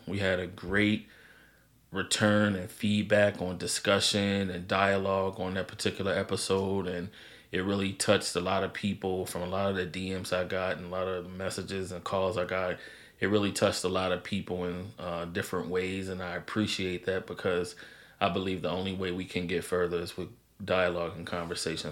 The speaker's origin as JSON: {"language": "English", "region": "Maryland", "country": "United States", "tie": "born or raised there", "also_born_or_lived": "St. Louis, Missouri", "said": "I was born in St. Louis, lived there for 8 years, moved to Maryland"}